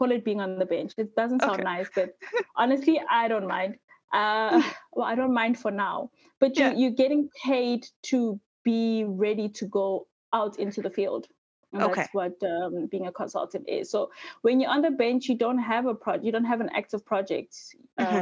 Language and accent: English; South Africa; moved away as an adult; now in Sweden; I'm from South Africa, so I studied civil engineering